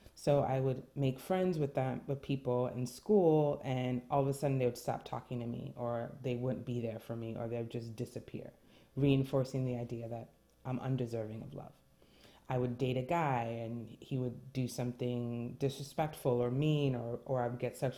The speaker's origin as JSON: {"language": "English", "town": "New York City", "region": "New York", "country": "United States", "tie": "born or raised there", "first_language": "French", "second_language": "English", "said": "I was born and raised in New York City, first generation American"}